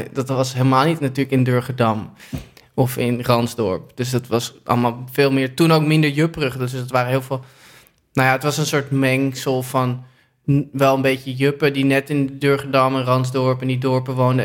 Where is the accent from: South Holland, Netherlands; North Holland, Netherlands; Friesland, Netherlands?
North Holland, Netherlands; Amsterdam; ik ben geboren in het OVG